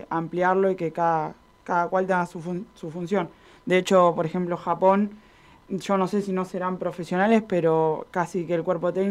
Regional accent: Buenos Aires, Argentina; nosotras que somos de Buenos Aires

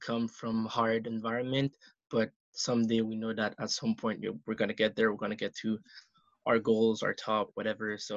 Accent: Canada; I'm from Ottawa, Gatineau, actually, and I grew up here

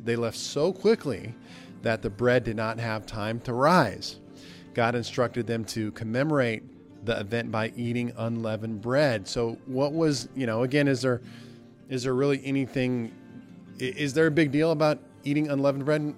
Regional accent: Nebraska, United States; moved away; my hometown in Nebraska

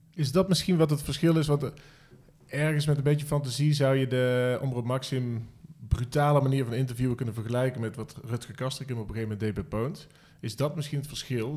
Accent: North Brabant, Netherlands; omdat ik uit Brabant kom

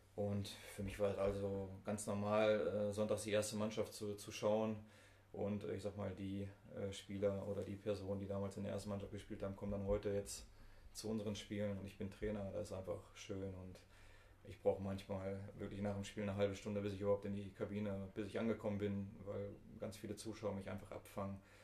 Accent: Bottrop, North Rhine-Westphalia, Germany; Ich bin im Eigen aufgewachsen

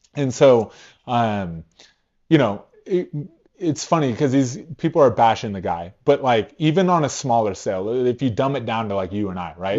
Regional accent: California, United States; now in Cheyenne, United States; I'm from California out here

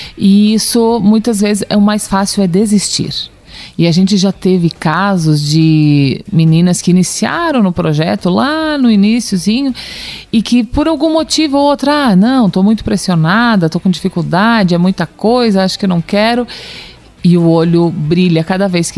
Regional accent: Lages, Santa Catarina, Brazil; Nós somos de Lages

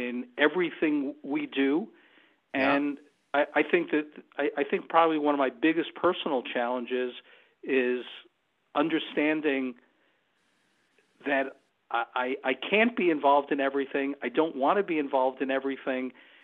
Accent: New York, United States; moved away as an adult; I'm originally a New Yorker, and I left New York in the mid-1980s

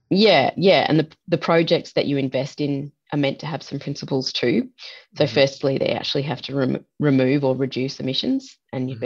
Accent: Australia

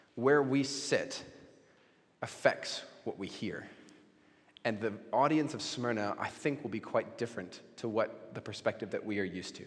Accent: Mexico; when I was 16, uh, growing up in Mexico

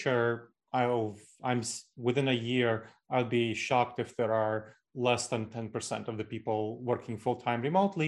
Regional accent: New York City, New York, United States; moved away as an adult; now in Columbus, United States; I grew up in New York City. So New York City is kind of the hometown for me

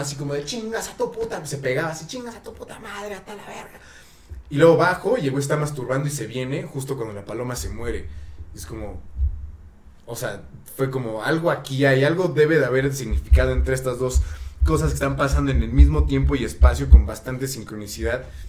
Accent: Mexico; now in Canada; yo soy mexicano viviendo en Canadá

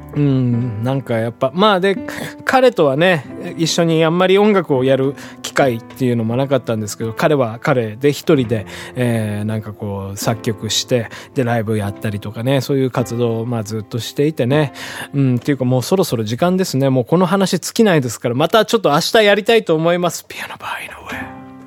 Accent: Hiroshima, Japan; moved away as an adult; now in Tokyo, Japan; 地 元のオクラホマ、まあ、またの名を広島というんです

